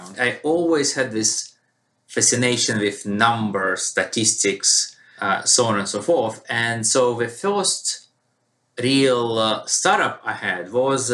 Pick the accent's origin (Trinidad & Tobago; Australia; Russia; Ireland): Russia; moved away as an adult; also born or lived in United Kingdom; now in United States; I was born and raised in Russia